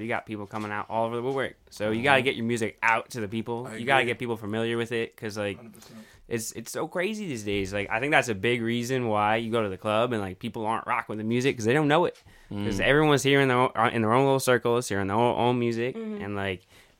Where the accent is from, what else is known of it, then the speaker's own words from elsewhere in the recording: New Jersey, United States; also born or lived in North Carolina; now in Boston, United States; I'm from Jersey originally